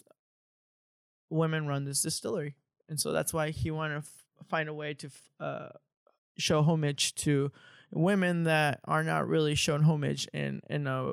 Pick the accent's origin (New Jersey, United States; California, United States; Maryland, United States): California, United States; Mission Viejo; I come from Orange County. I grew up in Mission Viejo. I went to Mission Viejo High School